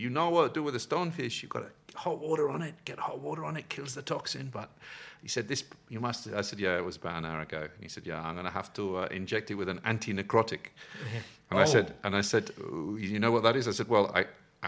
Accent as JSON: {"language": "English", "region": "England", "country": "United Kingdom", "said": "being very English"}